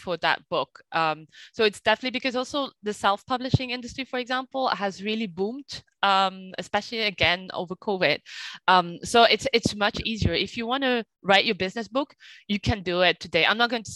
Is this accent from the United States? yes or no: no; Flanders, Belgium; now in France; I was raised in Belgium, so I have this Flemish culture